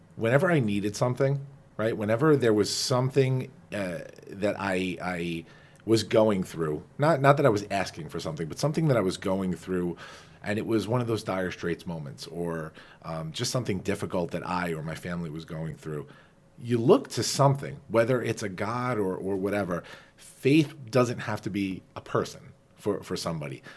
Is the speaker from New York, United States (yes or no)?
yes; Farmingdale, New York, United States; also born or lived in Flushing, New York; we're both Dailers, Jennifer